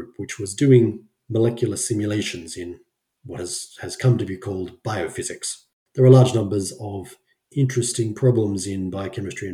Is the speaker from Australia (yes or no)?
yes; Brisbane, Queensland, Australia; moved away as an adult; now in Sweden; growing up in Australia